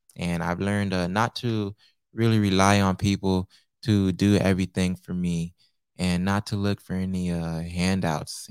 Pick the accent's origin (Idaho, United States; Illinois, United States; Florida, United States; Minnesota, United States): Florida, United States; Naples; also born or lived in Pompano Beach, Florida; I'm Haitian American, born in Pompano Beach, raised in, uh, Naples, Florida